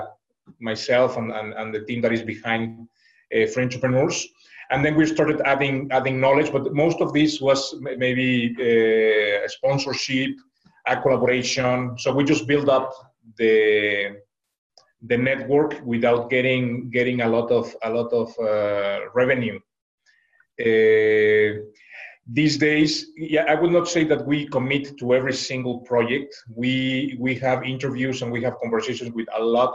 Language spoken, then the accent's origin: English; Mexico; now in China; I am originally from Mexico